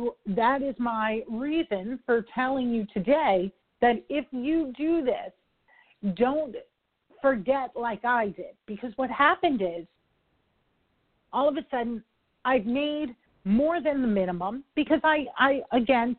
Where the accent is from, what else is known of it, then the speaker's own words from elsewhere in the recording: New York, United States; I talk quick. I'm from New York.